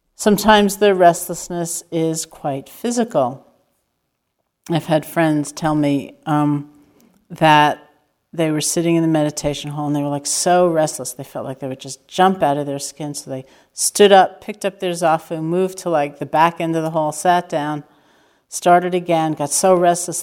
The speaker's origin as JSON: {"language": "English", "region": "New York", "country": "United States", "said": "I am completely a New Yorker"}